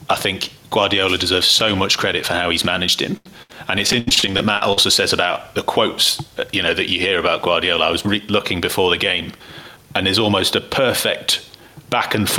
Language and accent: English; England, United Kingdom; as English football fans